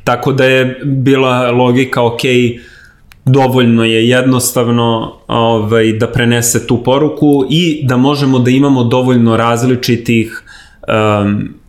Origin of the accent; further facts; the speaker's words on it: Belgrade, Serbia; Ja sam odrastao na Novom Beogradu